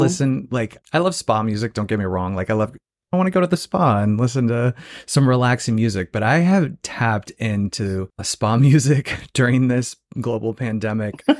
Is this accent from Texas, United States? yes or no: no; Phoenix, Arizona, United States; moved away; also born or lived in Joshua Tree; I'm from Phoenix, Arizona originally